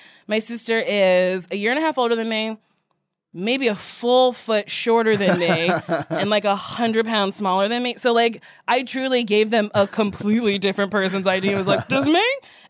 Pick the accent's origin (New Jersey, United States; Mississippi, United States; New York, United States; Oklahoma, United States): New Jersey, United States; I'm from Jersey